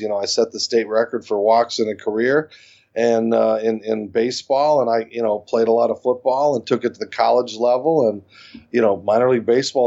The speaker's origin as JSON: {"language": "English", "region": "Arizona", "country": "United States", "tie": "born or raised there", "said": "I was born without legs in Arizona"}